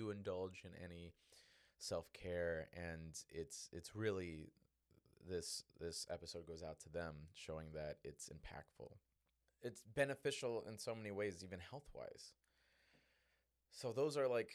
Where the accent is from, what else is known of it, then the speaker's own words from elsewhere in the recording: Chicago, Illinois, United States; also born or lived in Northwest Indiana; I grew up in Southside Chicago, Northwest Indiana